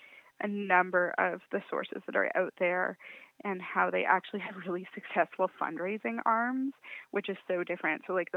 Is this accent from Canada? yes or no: yes; Canada; And the other is that we just have a very different way of being as a Canadian society than the U.S.